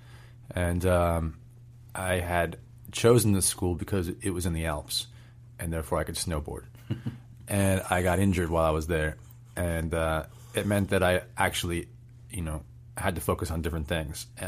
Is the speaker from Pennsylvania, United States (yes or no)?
no; Bay Area, California, United States; also born or lived in London; growing up in a place like the Bay Area